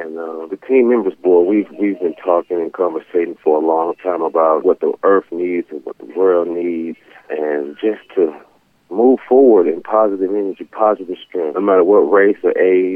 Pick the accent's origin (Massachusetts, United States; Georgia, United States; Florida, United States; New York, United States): Georgia, United States; Atlanta; I'm from Atlanta, Georgia. I grew up and was raised there in the wonderful city of Atlanta